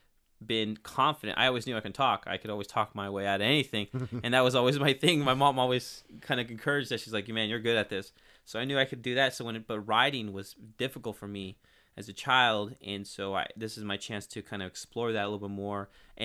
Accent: Turlock, California, United States; now in Modesto, United States; I'm from Turlock, and then I moved to Modesto when I was 21. I'm 30 now.

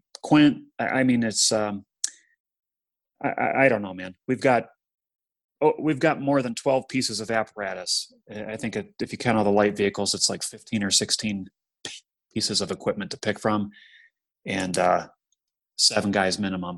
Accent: Kent, Ohio, United States; my hometown of Kent, Ohio

